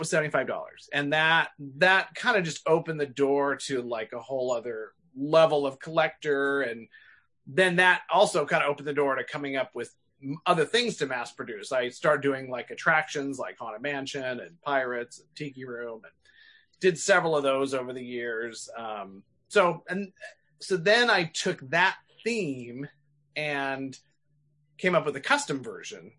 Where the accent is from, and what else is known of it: Northern California, United States; born or raised there